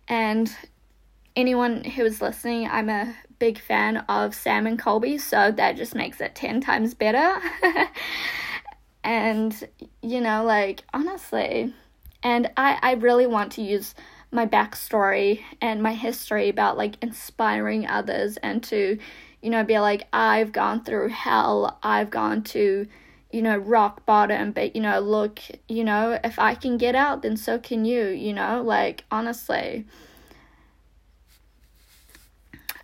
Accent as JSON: {"language": "English", "country": "Russia", "tie": "born or raised there", "moved": "yes", "said": "it kind of feels like that little patch of growing up in Russia to like, you know, going to a private school, moving in."}